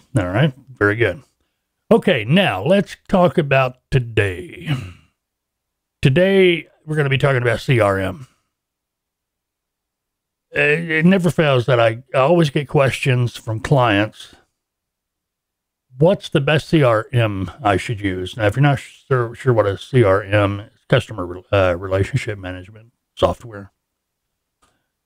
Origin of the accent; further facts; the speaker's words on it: Fort Smith, Arkansas, United States; Fort Smith, my hometown, where we are located